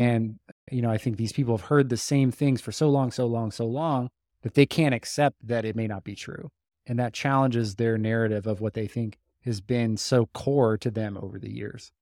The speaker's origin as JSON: {"language": "English", "country": "United States", "said": "we are American, we're Western"}